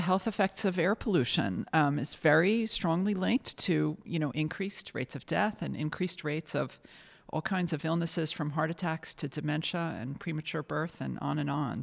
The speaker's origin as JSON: {"language": "English", "country": "United States", "moved": "as an adult", "lives_now": "London, United Kingdom", "said": "I'm an American, but I've lived in London for 18 years"}